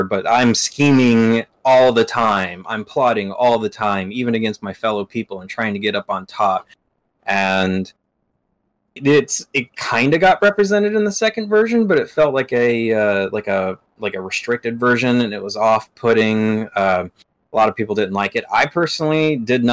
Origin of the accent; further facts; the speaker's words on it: Arkansas, United States; moved away; I'm originally from Arkansas